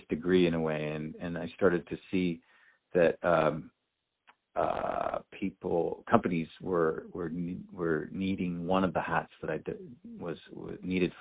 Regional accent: Canada; moved away as an adult; now in San Diego, United States; I'm from Canada originally, live in San Diego now

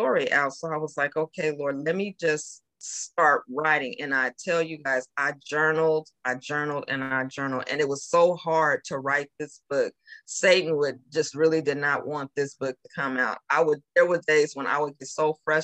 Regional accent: California, United States; moved away as an adult; now in Georgia, United States; I'm from California, as we talked about, and I recently moved to Georgia

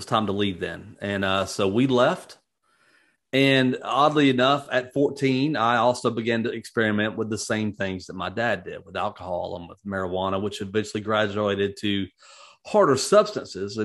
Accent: Atlanta, Georgia, United States; also born or lived in Phoenix, Arizona / Macon County, Georgia; I was born in Phoenix, Arizona, but don't remember ever living there. We moved to Georgia, South Georgia, Macon County, Georgia, as a matter of fact, from about 2 years old on. And that's kind of where I grew up. And when I was 8, we moved to Atlanta

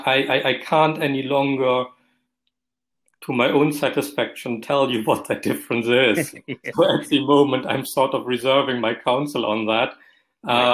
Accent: Germany; accent: German; moved away as an adult; now in Scotland, United Kingdom; I was trained in Germany, as you recognize by my accent, in a civilian legal system

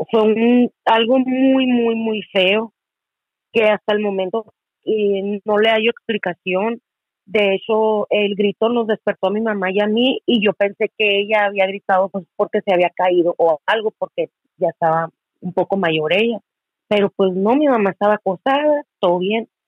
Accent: Hermosillo, Sonora, Mexico; estoy eh, de acá en Hermosillo, Sonora.

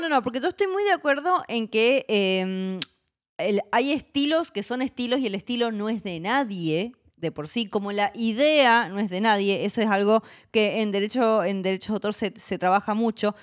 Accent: Mendoza, Argentina; yo soy mendocina, Mendoza en Argentina es la octava capital del vino del mundo

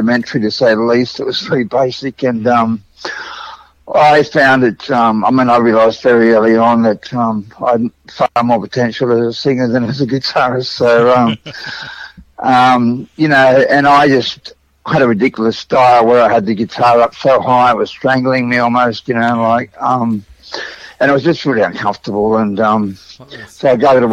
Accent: Sydney, New South Wales, Australia; I grew up even further west than that. I came from St Mary's out that way

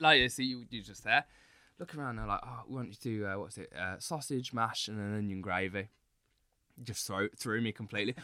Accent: United Kingdom; moved away as an adult; also born or lived in Singapore; I'm so used to being in the U K. Like, it's, it's weird being mixed race in the U K

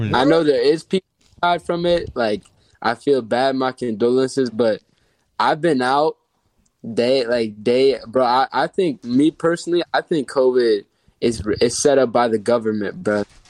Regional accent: Miami, Florida, United States; I'm from Miami.

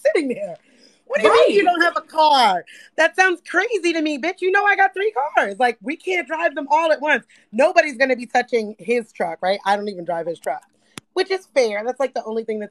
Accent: New York City, New York, United States; I grew up poor in the Bronx.

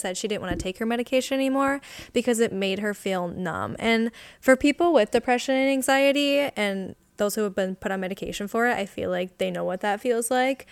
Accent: Wisconsin, United States; We're from Wisconsin.

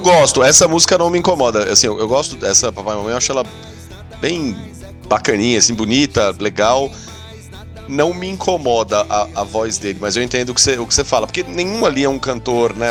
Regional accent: São Paulo, Brazil; da minha, da minha terra natal

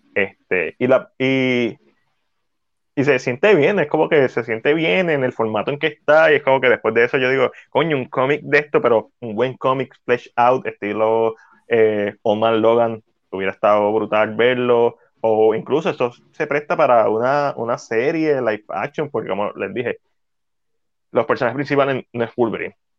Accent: Puerto Rico; accent: Boricua; es bien en boricua

